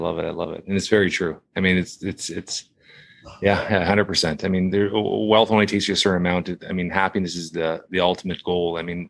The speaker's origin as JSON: {"language": "English", "town": "Toronto", "region": "Ontario", "country": "Canada", "tie": "born or raised there", "said": "Toronto, Canada. Born and raised in Toronto, Canada."}